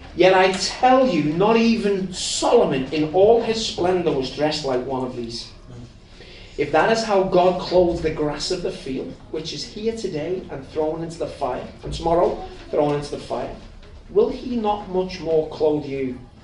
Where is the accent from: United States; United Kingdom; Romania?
United Kingdom; Liverpool, North West England; I'm from Liverpool